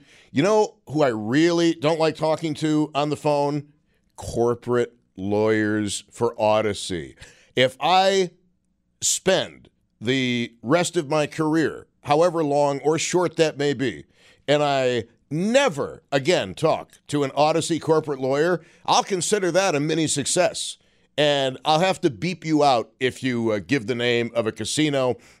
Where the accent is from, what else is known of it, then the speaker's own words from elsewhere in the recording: Buffalo, New York, United States; Well, I'm from Buffalo, New York.